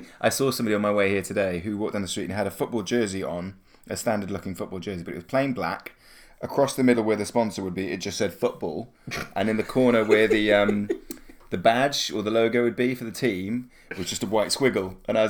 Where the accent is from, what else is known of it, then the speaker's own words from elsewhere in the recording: Wales, United Kingdom; I love supporting Wales as I am very Welsh and like I'm nationalistic proud, but I'm much more for the rugby.